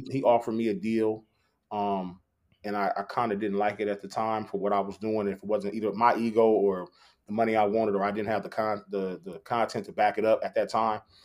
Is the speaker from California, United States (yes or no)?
yes; Long Beach, California, United States; I'm from Long Beach.